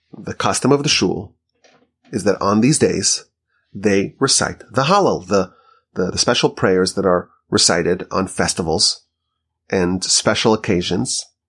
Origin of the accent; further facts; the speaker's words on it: Monsey, New York, United States; now in Houston, United States; where I grew up in Muncie, New York.